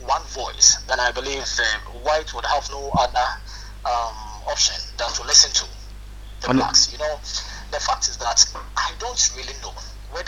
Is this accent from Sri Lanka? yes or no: no; Ghana; now in Zaporizhzhia, Ukraine; I'm a Ghanaian